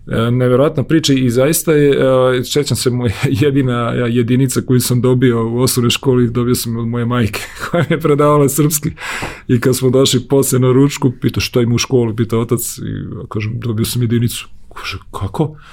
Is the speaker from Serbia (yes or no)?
no; Domaljevac, Federation of Bosnia and Herzegovina, Bosnia & Herzegovina; moved away; also born or lived in Gradačac; Ja sam rođen u Grdačcu, jer je tamo bilo porodilište. Odrastao sam u jednom selu Domaljevac njegovo ime pored Bosanskog šanca. A moji su iz Kolašina i otac i majka